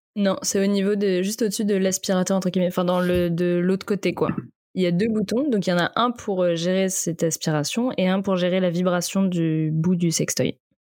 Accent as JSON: {"language": "French", "town": "Vannes", "region": "Brittany", "country": "France", "said": "je viens de Vannes en Bretagne"}